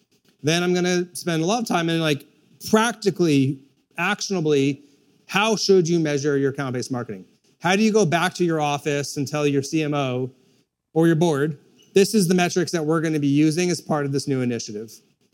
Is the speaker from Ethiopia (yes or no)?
yes; Ethiopia; born there; I was born in Ethiopia. What's marked on the map is actually Eritrea, because the part where I was born as Mara split off during the Civil War. But at the time, it was Ethiopia.